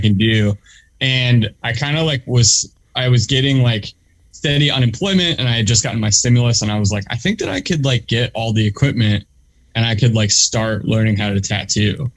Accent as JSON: {"language": "English", "area": "Delaware County", "region": "Pennsylvania", "country": "United States", "tie": "born or raised there", "also_born_or_lived": "West Philadelphia", "said": "I grew up in um in Delaware County, which is like the the next county over"}